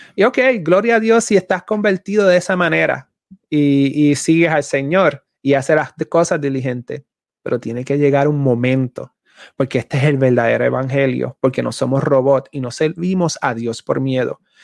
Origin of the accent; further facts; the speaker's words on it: Puerto Rico; boricua, soy puertorriqueño